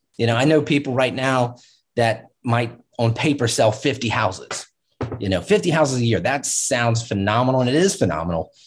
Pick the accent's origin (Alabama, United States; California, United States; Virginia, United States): Virginia, United States; Virginia Beach; also born or lived in Pittsburgh; I grew up in Virginia Beach